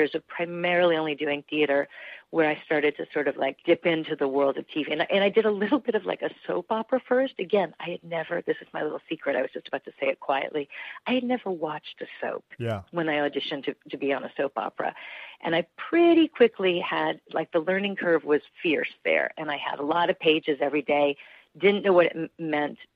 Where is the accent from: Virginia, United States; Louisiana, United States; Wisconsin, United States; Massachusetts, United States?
Massachusetts, United States; Newton; I grew up in Newton, Massachusetts. I'm a Newton girl